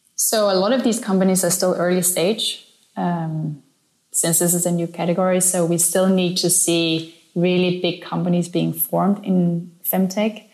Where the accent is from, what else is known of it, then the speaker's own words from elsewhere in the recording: Denmark; now in Berlin, Germany; I'm from Denmark, I'm an immigrant here